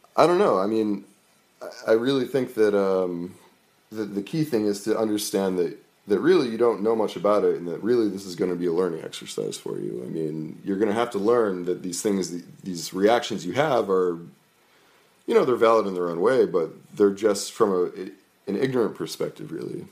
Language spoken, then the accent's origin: English; Merrimack, New Hampshire, United States; I grew up in New Hampshire, in a, in a, in Merrimack, New Hampshire.